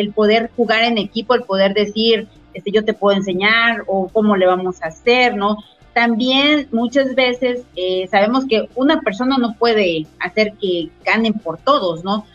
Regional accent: Mexico; como mexicanos

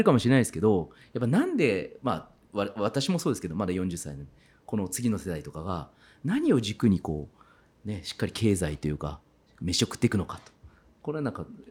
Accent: Kitakyushu, Fukuoka, Japan; moved away as an adult; now in Saga Prefecture, Japan; 北九州出身ですから

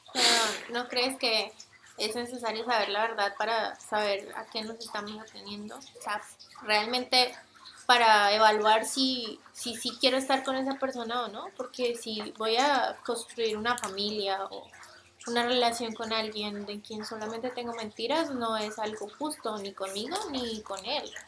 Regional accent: Fusagasugá, Cundinamarca, Colombia; moved away as an adult; now in Mexico; Vengo del municipio de Fusagasugá, en Colombia

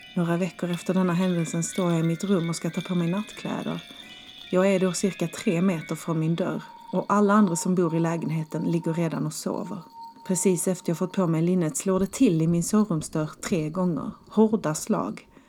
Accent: Skåne, Sweden; moved away; hemma i Skåne

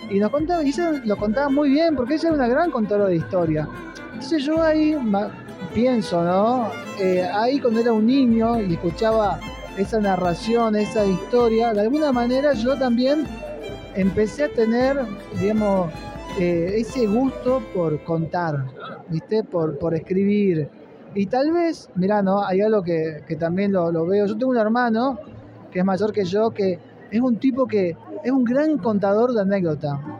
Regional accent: Tartagal, Salta, Argentina; moved away as an adult; now in Córdoba, Argentina; Yo soy de Tartagal, que queda a 50 kilómetros de la frontera y crecí en los 90. Es decir, yo me vine, por ejemplo, a, Córdoba, me fui a estudiar en el 98, 99

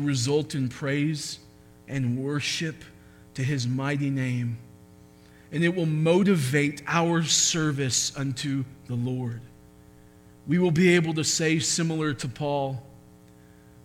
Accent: United States; being American

